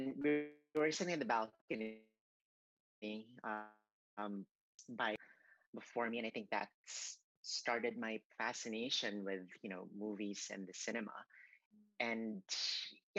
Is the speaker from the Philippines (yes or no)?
yes; Cebu City, Central Visayas, Philippines; moved away; this was in my hometown in Cebu in the Philippines